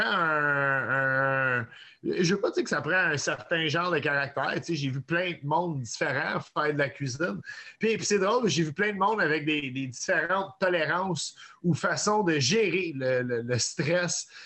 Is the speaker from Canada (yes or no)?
yes; Montreal, Quebec, Canada; suis un, Montréalais qui vient d'un père anglophone. et d'une mère québécoise